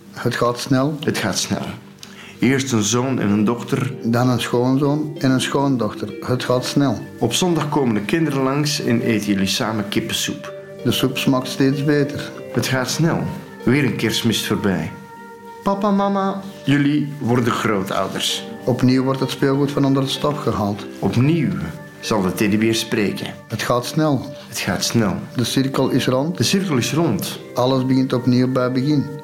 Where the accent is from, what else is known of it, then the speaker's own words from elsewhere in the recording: Antwerp, Belgium; Ik ben geboren getogen in Antwerpen